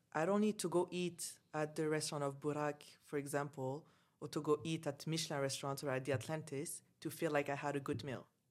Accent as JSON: {"language": "English", "country": "Canada", "tie": "born or raised there", "also_born_or_lived": "Dubai", "moved": "as an adult", "said": "I grew up in Canada, like, I never lived in Algeria"}